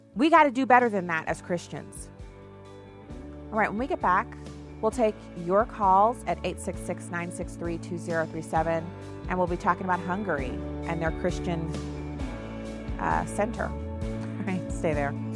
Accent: United States; first language English; to me being an American, to me being able to serve in the military, to me being able to claim this country as my birthright

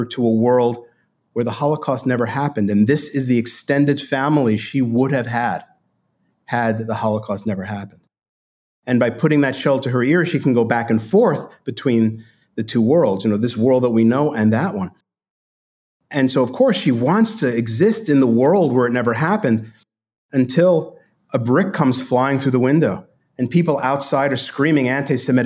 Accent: New York City, New York, United States; I grew up in Brooklyn, New York, in a Jewish, Italian, Irish neighborhood

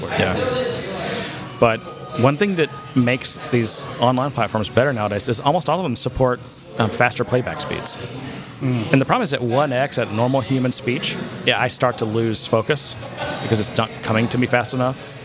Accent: Frisco, Texas, United States; I'm from Frisco, Texas

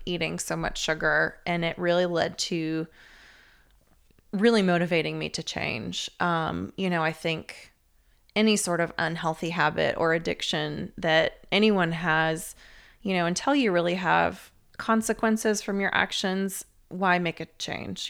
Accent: Atlanta, Georgia, United States; I'm from Atlanta, one of the few natives that hasn't left

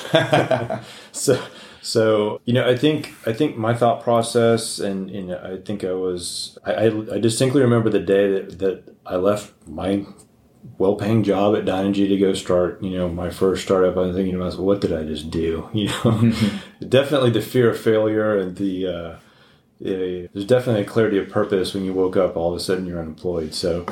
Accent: El Paso, Texas, United States; I grew up in El Paso

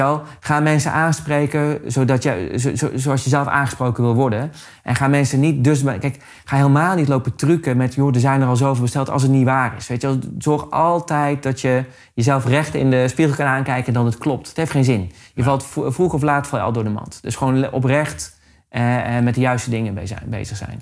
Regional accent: Amersfoort, Utrecht, Netherlands; Ik kom uit Amersfoort, dus ik ben in de regio Amersfoort

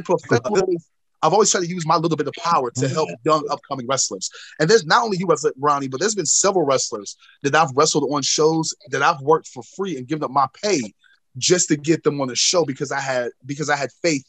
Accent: North Carolina, United States; people, I've gotten such a bad reputation, especially in my home state of North Carolina, for being an asshole

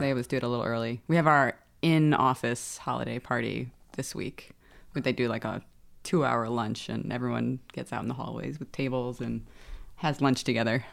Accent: New York, United States; both my mother and father are Welsh, and we were all born here, so I'm American.

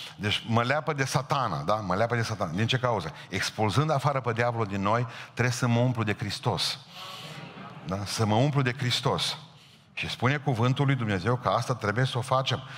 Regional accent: Romania; La noi, la România

